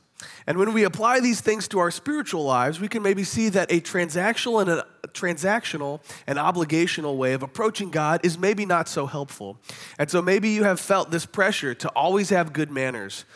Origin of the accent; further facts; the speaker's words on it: Kansas City, United States; They're my hometown football team